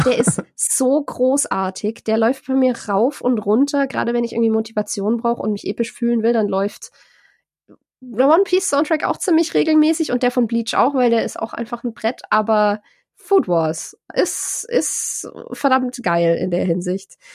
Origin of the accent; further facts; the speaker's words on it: Germany; als Deutsche